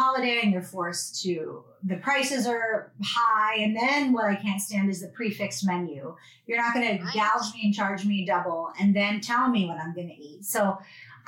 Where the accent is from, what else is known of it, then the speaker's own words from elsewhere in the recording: Pittsburgh, Pennsylvania, United States; growing up in Pittsburgh, Pennsylvania